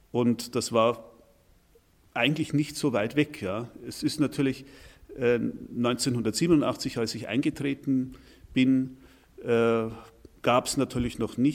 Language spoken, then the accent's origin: German; Anger, Bavaria, Germany; mit dem Fahrrad äh, von hier entfernt bin ich auf einem kleinen Dorf namens Anger aufgewachsen. Und meine Heimat, das ist, äh, wenn ich es genau betrachte, ein Stück Beute Bayern.